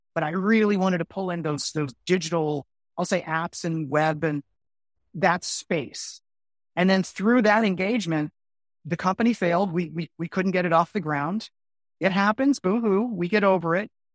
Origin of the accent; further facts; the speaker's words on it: Miami, Florida, United States; also born or lived in Orlando; I'm originally from Miami, and I moved to Orlando to get my, my first gig.